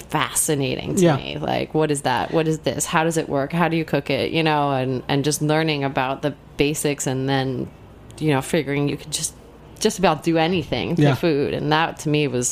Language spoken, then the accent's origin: English; Cedar Grove, New Jersey, United States; I grew up in New Jersey. Don't hold it against me. Cedar Grove, New Jersey